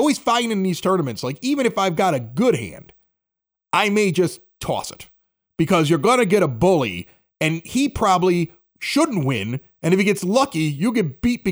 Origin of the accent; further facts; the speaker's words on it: Chicago, Illinois, United States; accent: Chicago; also born or lived in Reno, Nevada; My Chicago accent